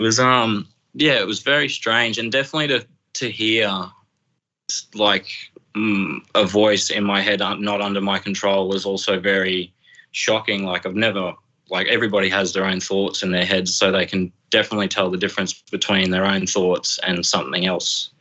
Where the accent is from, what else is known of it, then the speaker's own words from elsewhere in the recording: Brisbane, Emerald, Queensland, Australia; now in Emerald, Australia; when I was 12. We just moved to Emerald. Uh, my stepdad got a job in the mines. So we relocated from Brisbane up to here